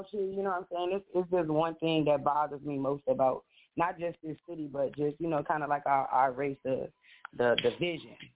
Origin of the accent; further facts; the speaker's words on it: St. Louis, Missouri, United States; now in Little Rock, United States; I'm originally from St. Louis, Missouri, and everybody that knows for the most part, y'all know I'm in Little Rock, Arkansas right now